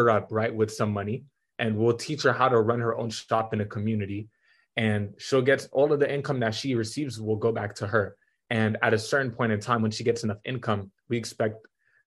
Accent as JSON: {"language": "English", "town": "Atlanta", "region": "Georgia", "country": "United States", "also_born_or_lived": "Denver", "said": "I'm from Atlanta, Georgia"}